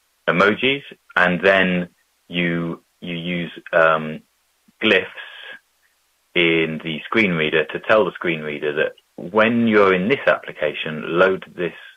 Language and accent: English; Bristol, South West England, United Kingdom; a 2 miles by 2 mile version of Bristol, in my hometown